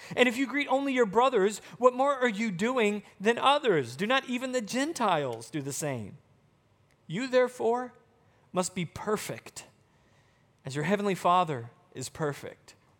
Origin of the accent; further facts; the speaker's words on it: Arkansas, United States; moved away; also born or lived in Texas; growing up in Arkansas, I used to play volleyball